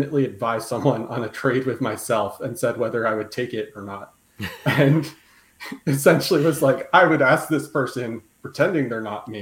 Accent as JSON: {"language": "English", "region": "New York", "country": "United States", "said": "I'm a New Yorker"}